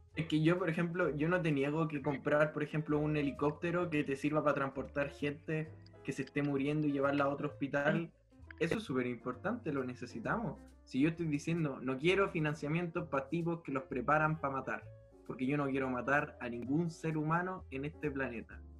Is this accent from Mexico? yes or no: no; Chile; me considero chileno